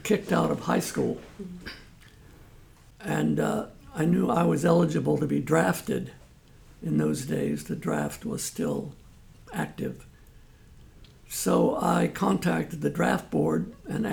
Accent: Washington, District of Columbia, United States; I was born in Washington, D.C. My parents were both immigrants from Italy. And I grew up in a rougher part of Washington, D.C.

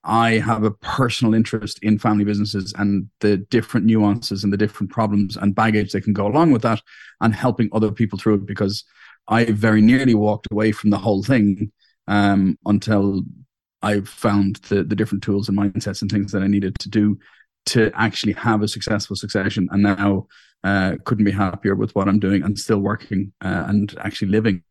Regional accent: Dublin, Leinster, Ireland; I'm from Dublin in Ireland.

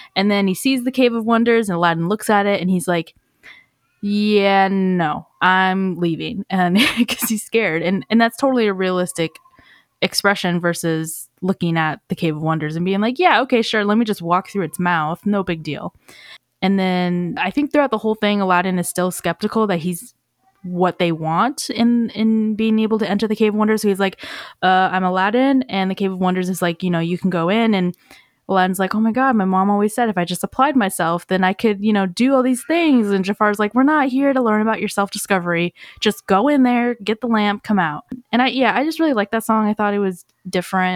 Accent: Seattle, Washington, United States; moved away; I'm originally from Seattle

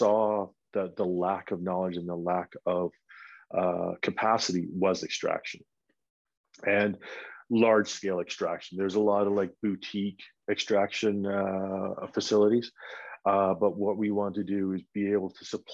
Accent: Vancouver, British Columbia, Canada; moved away as an adult; now in Colorado, United States; I'm from Vancouver

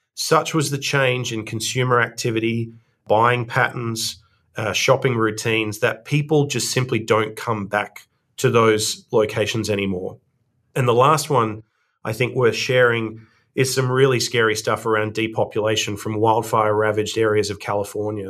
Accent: Australia; accent: Australian; moved away as an adult; now in Cambridge, United States; As the audience will tell from my accent, I'm Australian

